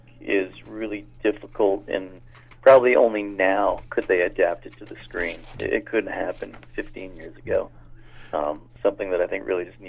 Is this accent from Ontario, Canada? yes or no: yes; Toronto, Ontario, Canada; moved away as an adult; also born or lived in Los Angeles; now in Vancouver, Canada; Originally, I'm from Toronto.